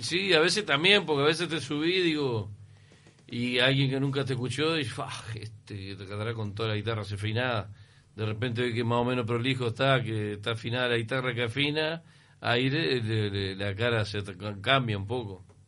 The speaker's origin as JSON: {"language": "Spanish", "town": "San José de Mayo", "region": "San José", "country": "Uruguay", "moved": "yes", "lives_now": "Montevideo, Uruguay", "said": "yo soy de San José, en San José nadie tira nada"}